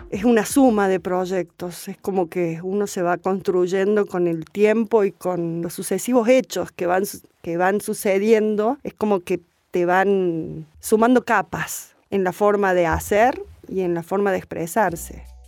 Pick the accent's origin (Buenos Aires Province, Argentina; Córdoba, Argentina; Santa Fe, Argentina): Córdoba, Argentina; Río Segundo; de mi pueblo, desde Río Segundo